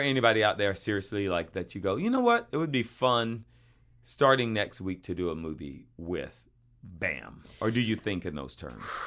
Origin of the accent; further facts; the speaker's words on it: the South, United States; we grew up in the South